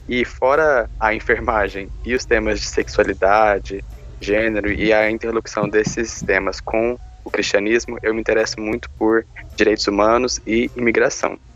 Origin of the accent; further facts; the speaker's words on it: Fortaleza, Ceará, Brazil; Eu sou de Fortaleza, Ceará